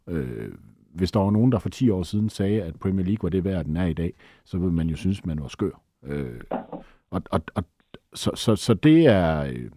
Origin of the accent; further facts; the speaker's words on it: Denmark; vi er danskere